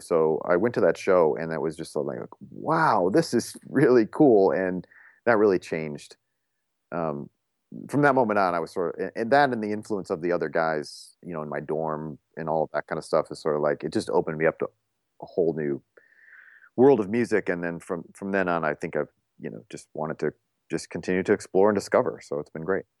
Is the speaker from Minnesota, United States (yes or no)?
no; Toledo, Ohio, United States; moved away as an adult; I grew up in Toledo, Ohio.